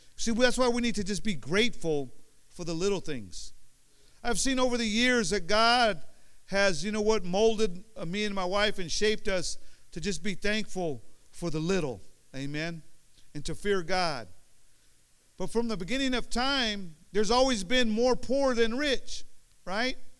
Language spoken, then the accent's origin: English; Union City, California, United States; also born or lived in Oakland, California; I was born in Oakland now. I lived in Oakland until I was like four years old, five years old. We moved to over, over here to Union City